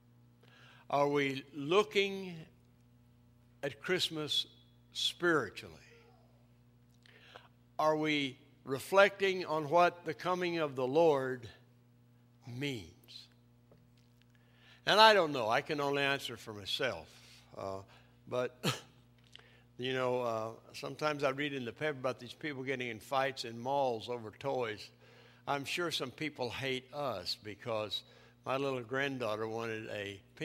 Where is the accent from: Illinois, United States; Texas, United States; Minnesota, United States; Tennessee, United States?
Tennessee, United States; East; I grew up in the mountains of East Tennessee